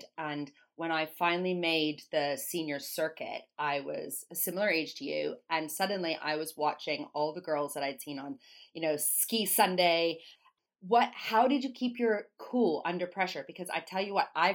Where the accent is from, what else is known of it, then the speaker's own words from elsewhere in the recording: Canada; now in United Kingdom; I'm Canadian